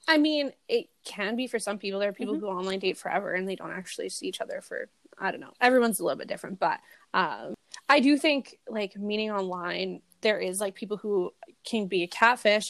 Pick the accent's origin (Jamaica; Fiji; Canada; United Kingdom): Canada; accent: Canadian redneck; a fucking Canadian redneck accent